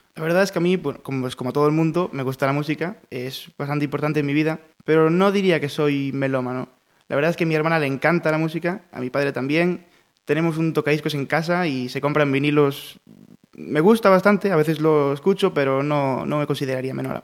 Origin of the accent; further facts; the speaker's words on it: Pontevedra, Galicia, Spain; estuve de pequeño, en infantil estuve en Crespo Rivas, en Campolongo